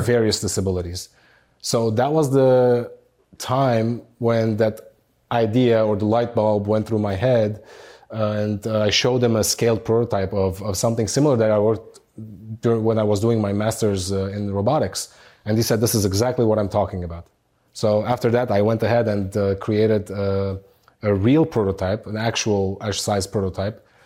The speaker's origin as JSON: {"language": "English", "town": "Beirut", "region": "Beirut Governorate", "country": "Lebanon", "tie": "born or raised there", "moved": "as an adult", "lives_now": "United States", "said": "growing up in Beirut, Lebanon. Uh, I spent my childhood all the way up to age 23 there until I moved to the United States."}